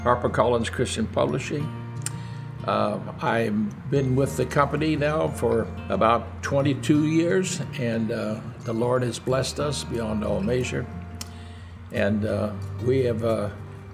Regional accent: Eugene, Oregon, United States; also born or lived in South Bend, Washington; I was 11 years old when we moved to Eugene, Oregon, where we spent our lives until I went off to the war

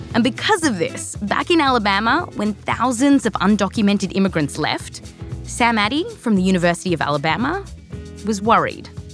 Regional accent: Australia; also born or lived in California; now in United States; I was born here, raised in Australia.

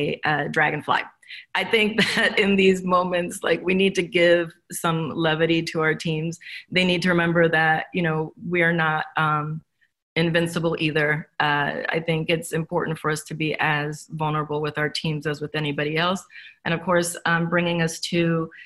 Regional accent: Los Angeles, California, United States; I come from Los Angeles. A lot of my friends are waiters

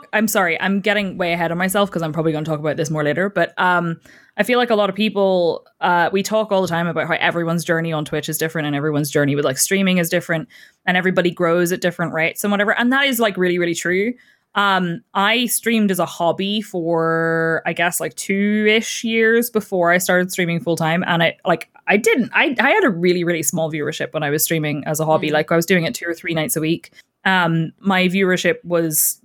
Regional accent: Northern Ireland, United Kingdom; And I'm from Northern Ireland and I have 3 cats

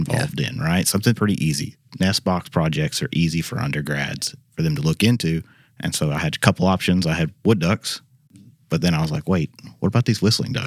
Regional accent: Arkansas, United States; moved away as an adult; now in Memphis, United States; I grew up in Arkansas

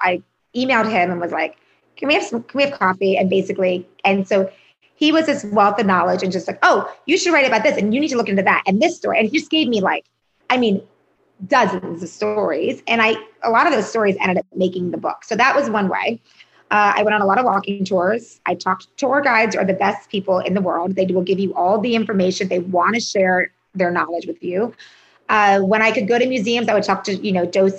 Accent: an hour north of Philadelphia, Pennsylvania, United States; accent: Philly and New York; moved away; I'm from Pennsylvania, about a little over an hour north of Philadelphia, but like 20 minutes from the Jersey border.

